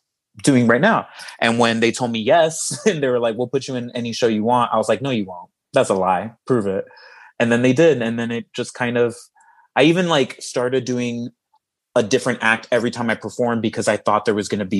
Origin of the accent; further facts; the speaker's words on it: Miami, Florida, United States; moved away as an adult; also born or lived in Chicago / Los Angeles; I moved out there from my hometown of Miami to go to school to study theater